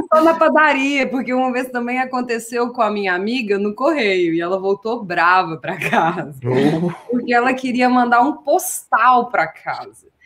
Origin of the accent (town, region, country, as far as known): Brazil; accent: Brazilian Portuguese; now in Portugal